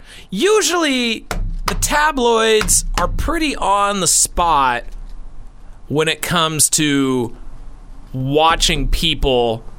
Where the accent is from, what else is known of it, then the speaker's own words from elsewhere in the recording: Pacific Northwest, United States; around where we grew up in the Pacific Northwest